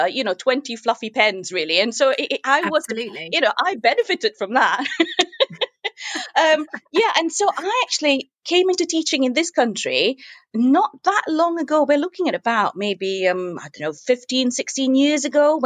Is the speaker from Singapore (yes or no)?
yes; Singapore; moved away as an adult; also born or lived in Manchester, England; now in England; I was born in Singapore. I grew up in Singapore, though I've lived in England now longer than I've lived in Singapore.